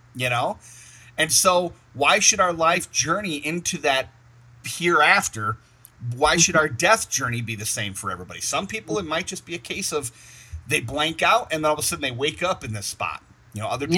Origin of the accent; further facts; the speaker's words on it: Michigan, United States; I'm from Michigan